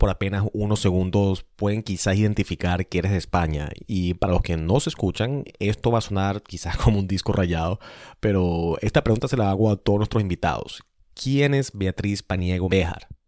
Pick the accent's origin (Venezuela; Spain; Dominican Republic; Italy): Venezuela; now in Washington, United States; todo el mundo o la mayoría de la gente sí puede identificarme como venezolano, pero el momento que piso Venezuela, eh, me preguntan si soy de Colombia, me han dicho Puerto Rico, Argentina, eh, incluso español